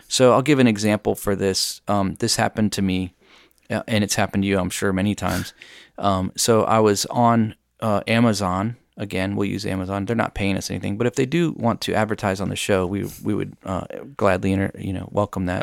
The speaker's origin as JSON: {"language": "English", "country": "United States", "said": "as an American"}